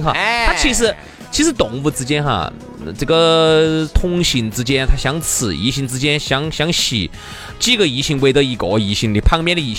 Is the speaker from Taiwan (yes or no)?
no; China; moved away; 我们中国人其实华人